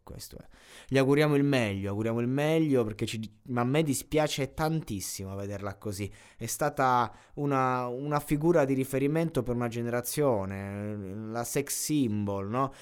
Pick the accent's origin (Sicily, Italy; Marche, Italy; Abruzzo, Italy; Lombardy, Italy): Abruzzo, Italy; coccia è molto abruzzese, sono abruzzese